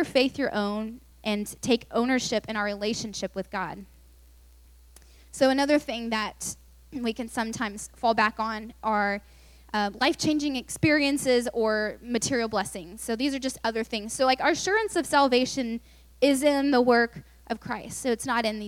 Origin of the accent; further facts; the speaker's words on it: Lubbock, Texas, United States; also born or lived in Austin; I just moved to UT, and I'm from Lubbock, so I knew no one, because no one from Lubbock usually goes to UT